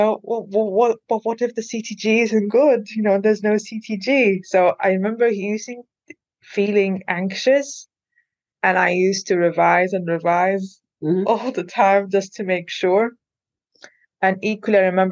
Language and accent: English; Malta; first language Maltese; English is a second language; moved away as an adult; also born or lived in Liverpool, United Kingdom; now in United Kingdom; English is not my first language. We speak Maltese, and obviously I've been speaking English since I was like 5